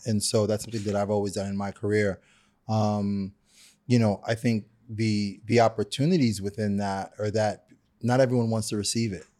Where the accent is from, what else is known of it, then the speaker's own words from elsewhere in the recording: New York City, New York, United States; I'm a kid from Brooklyn